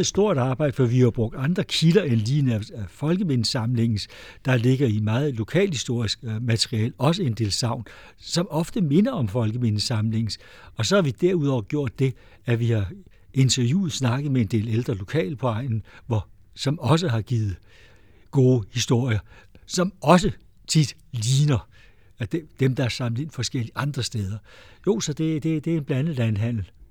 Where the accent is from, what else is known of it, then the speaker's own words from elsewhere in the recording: Amager, Capital Region of Denmark, Denmark; now in Lejre area, Denmark; Jeg er vokset op på Amager, og jeg har boet her på egnen nu i 50 år